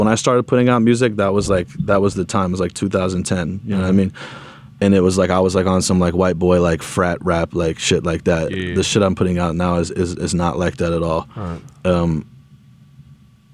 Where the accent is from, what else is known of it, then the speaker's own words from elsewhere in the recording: Los Angeles, California, United States; I grew up, you know what I'm saying? I grew up in America in the 90s.